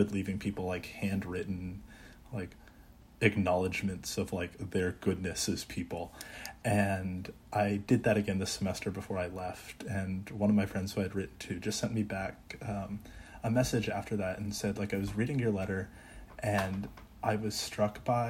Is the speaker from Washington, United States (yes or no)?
no; Texas, United States; also born or lived in Maryland; I'm from Texas originally, so I say back home in Texas